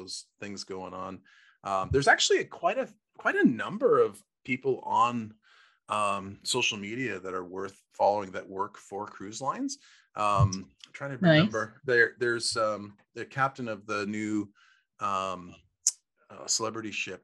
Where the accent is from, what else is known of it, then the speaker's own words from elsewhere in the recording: Canada; we're from Canada